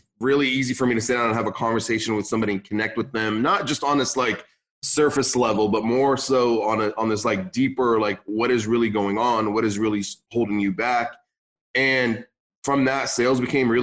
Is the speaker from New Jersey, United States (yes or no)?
no; San Luis Obispo, California, United States; English is a second language; also born or lived in Beirut, Lebanon; moved to California, Northern California, more Central California, like San Luis Obispo